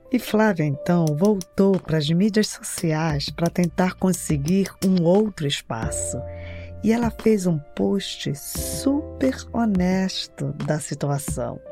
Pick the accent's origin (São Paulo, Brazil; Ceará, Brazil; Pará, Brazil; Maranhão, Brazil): Pará, Brazil; Belém; now in Boston, United States; eu sou de Belém do Pará